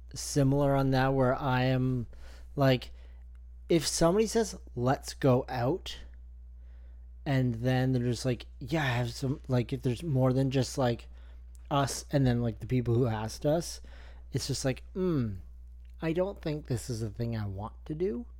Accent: Canada; I'm the Canadian guy.

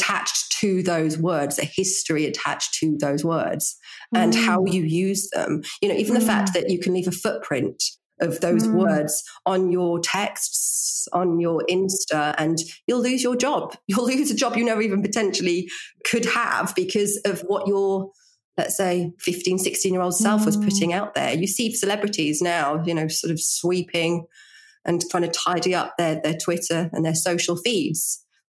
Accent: Norfolk, East of England, United Kingdom; accent: Norfolk; now in London, United Kingdom; I was born in Norfolk. Yeah. I had a Norfolk accent

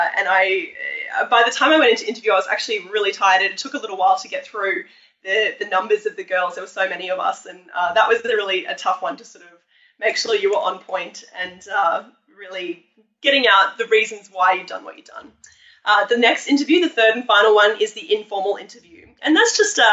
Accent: Australia; I come from Australia

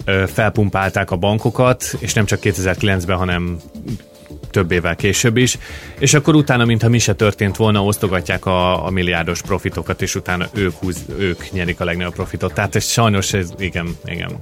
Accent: Hungary; now in Australia; három-négy munkahelyet hagytam el Magyarországon

